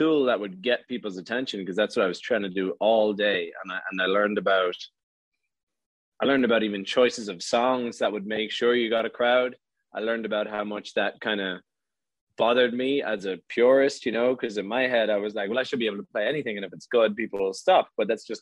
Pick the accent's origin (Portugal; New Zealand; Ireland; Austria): Ireland; in my hometown